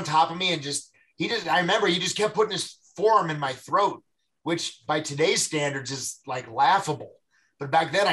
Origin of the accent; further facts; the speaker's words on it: United States; it's in my hometown